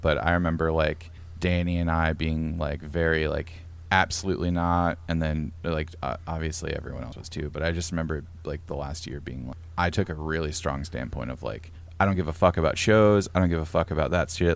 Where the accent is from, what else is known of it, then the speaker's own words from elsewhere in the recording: Pennsylvania, United States; moved away as an adult; also born or lived in Portland, Oregon; now in near Portland, United States; I'm from Pennsylvania.